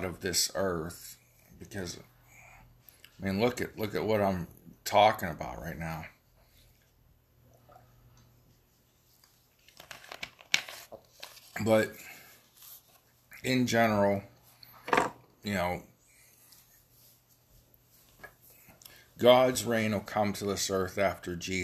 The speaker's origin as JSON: {"language": "English", "region": "Ohio Valley", "country": "United States", "accent": "Ohio Valley", "said": "I'm from the Ohio Valley. I have a hard time pronouncing things."}